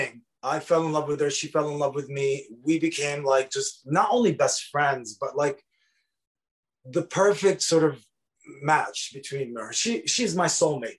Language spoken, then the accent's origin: English; Lebanon; moved away as an adult; also born or lived in Dearborn, Michigan; now in United States; I'm 44 and I grew up in Lebanon in the 80s.